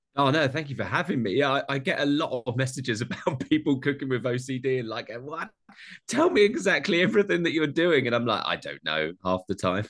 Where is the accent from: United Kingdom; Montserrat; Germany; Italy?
United Kingdom; Essex, East of England; I'm from Essex, like a weird place in London, that just outside London. So my accent doesn't allow me.